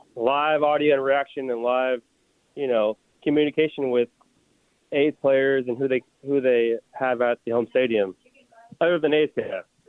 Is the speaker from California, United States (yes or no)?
yes; Oakley, California, United States; I graduated high school in 2008 from Freedom High School in Oakley